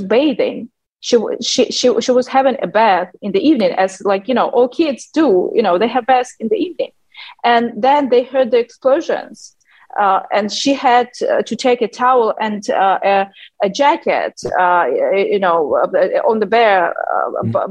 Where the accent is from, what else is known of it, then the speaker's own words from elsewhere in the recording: Western Ukraine, Ternopil Oblast, Ukraine; English is a second language; It's a small town in Ternopil region